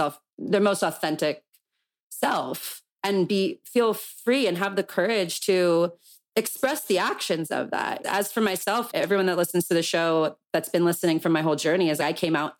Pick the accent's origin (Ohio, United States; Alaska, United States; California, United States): California, United States; Calabasas; growing up in Calabasas.